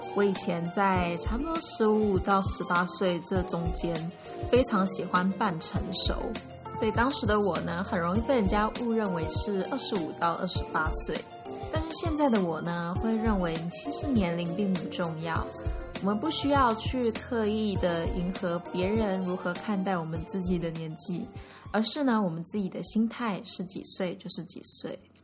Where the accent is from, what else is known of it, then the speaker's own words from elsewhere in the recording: Taiwan; also born or lived in Mainland China; 大家全校是只有我一个台湾人